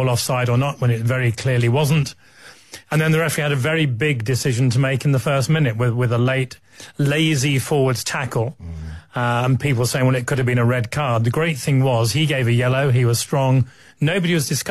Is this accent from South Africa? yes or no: no; England, United Kingdom; it's not so comfortable being an Englishman